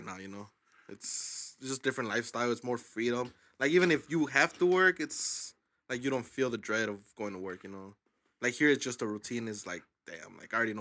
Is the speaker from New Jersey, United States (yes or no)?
no; Aurora, Illinois, United States; also born or lived in Zacatecas, Mexico (family); I was born here